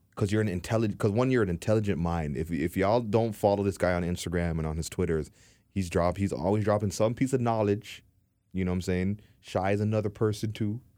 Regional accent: Toronto, Ontario, Canada; I come from Dean Park. I come from four oh one and, uh, four oh one, Morn-, Morningside

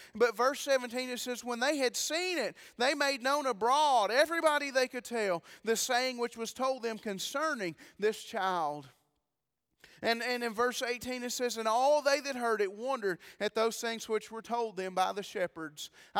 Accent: Sparta, United States; I'm just a hillbilly. I really am. I'm just from Sparta. Y'all know hillbillies.

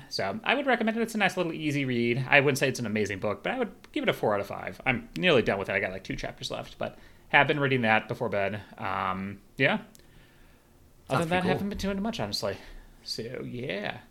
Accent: Chicago, Illinois, United States; moved away; When I went back to Chicago, my hometown

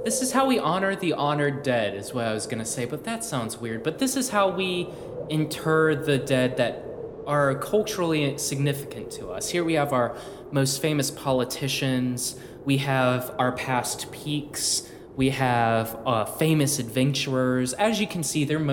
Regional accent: South Georgia, United States; accent: Southern; someone who grew up in South Georgia

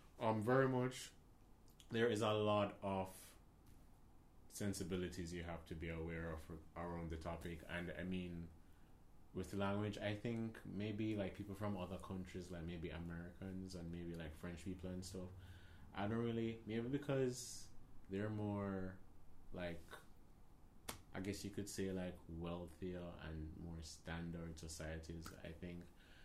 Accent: Jamaica; accent: Jamaican; my Jamaican accent didn't sound Jamaican enough.

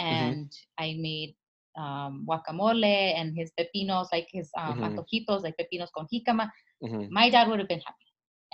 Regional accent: Los Angeles, California, United States; also born or lived in San Diego; I'm from El Sereno, like deep in LA right there, where most of us are first generation in the country

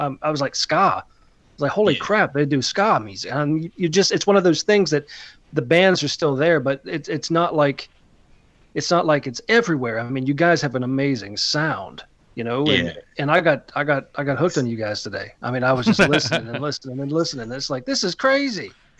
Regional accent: Pennsylvania, United States; now in North Carolina, United States; I live in North Carolina. I'm from Pennsylvania.

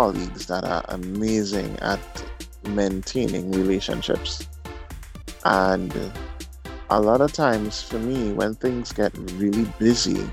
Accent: Point Fortin, Trinidad & Tobago; I'm also from Trinidad and Tobago, the South Side, Point Forte.

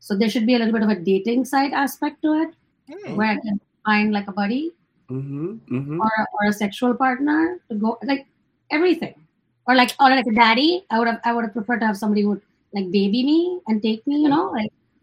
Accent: Michigan, United States; I'm from Michigan, but I'm currently in San Francisco

